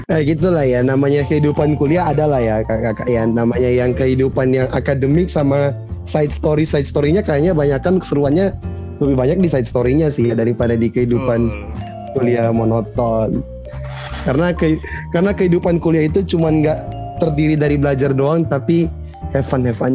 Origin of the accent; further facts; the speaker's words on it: Manado, North Sulawesi, Indonesia; aku anak rantau kan, Kamire juga anak rantau kan. Iya, kita anak rantau dari Manado.